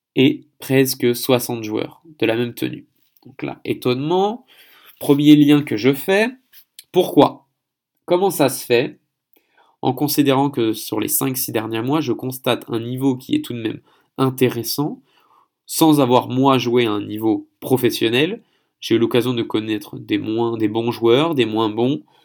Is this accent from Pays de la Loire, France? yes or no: no; Paris, Île-de-France, France; moved away as an adult; also born or lived in Seine-Saint-Denis, France / Gatineau, Quebec, Canada; now in Andong, South Korea; Je suis français, parisien, ayant vécu en Seine-Saint-Denis